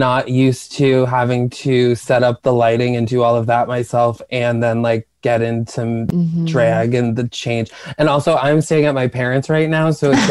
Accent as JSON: {"language": "English", "town": "Albany", "region": "New York", "country": "United States", "tie": "born or raised there", "said": "I grew up in Albany"}